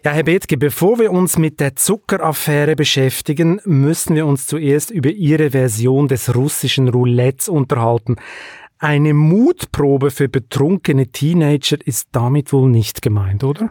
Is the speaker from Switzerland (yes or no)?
yes; Switzerland; also born or lived in Hamburg; Ich bin erst seit drei, mit drei Jahren dann in der Schweiz aufgewachsen